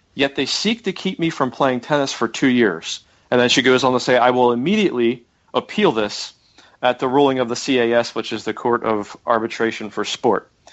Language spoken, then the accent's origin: English; United States; I'm American